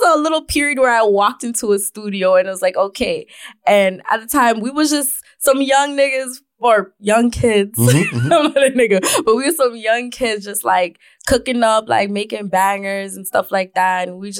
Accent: Scarborough, Ontario, Canada; I'm from Galloway.

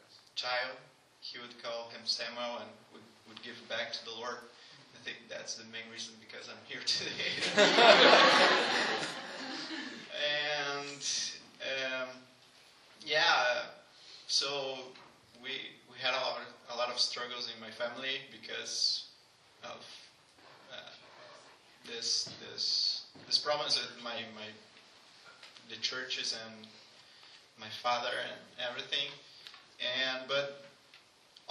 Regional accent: Brazil; moved away as an adult; now in Canada; my hometown

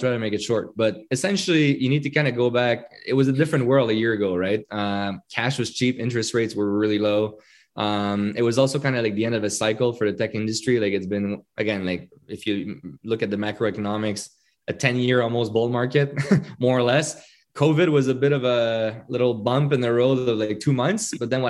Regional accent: Quebec, Canada; right? So you can imagine it's a French Canadian, it's a Quebecois name. Being French Canadian

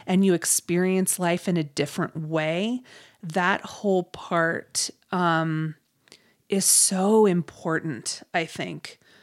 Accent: Ohio, United States; I grew up in Ohio

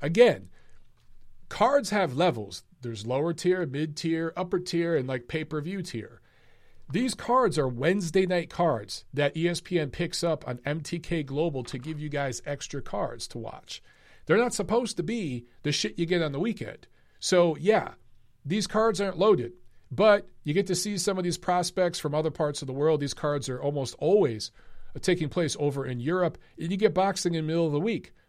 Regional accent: Michigan, United States; I'm from Michigan

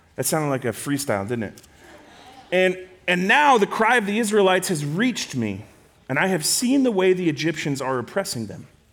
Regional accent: Rancho Cucamonga, California, United States; I am from Southern California, a little town called Rancho Cucamonga.

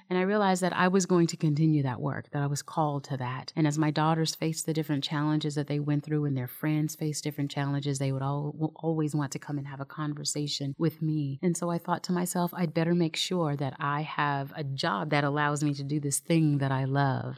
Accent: Seattle, Washington, United States; moved away as an adult; we're not from here. We're from Seattle, so we're transplants

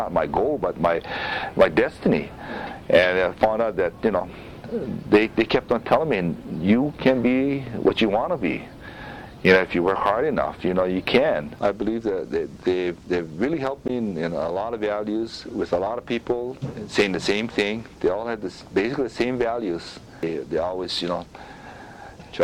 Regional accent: Honolulu, Hawaii, United States; it was a challenge. We were on welfare and everything at the time. And growing up there

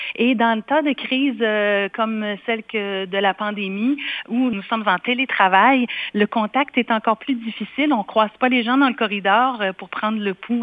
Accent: Quebec, Canada; now in Manitoba, Canada; j'ai quitté le Québec d'où je suis originaire pour le Manitoba

